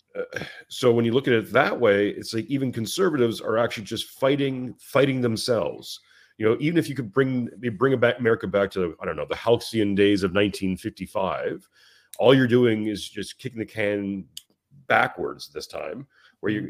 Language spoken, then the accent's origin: English; Montreal, Quebec, Canada; moved away as an adult; now in Western Australia, Australia; I'm I'm from Canada, from Montreal, Canada, and my wife is Australian. We moved out to Australia